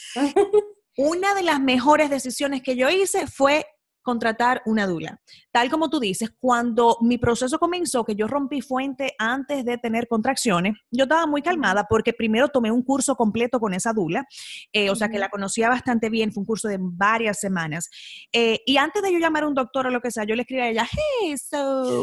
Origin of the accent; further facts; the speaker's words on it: Dominican Republic; Nosotras somos ambas de República Dominicana